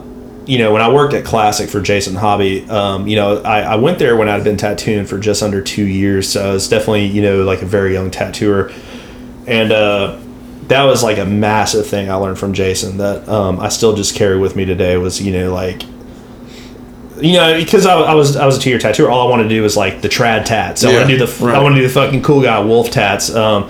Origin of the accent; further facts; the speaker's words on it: Texas, United States; moved away; I'm from Texas originally. That's where I'm from.